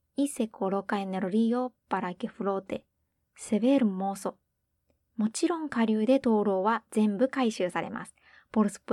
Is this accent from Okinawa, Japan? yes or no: no; Hiroshima, Japan; 広島人としては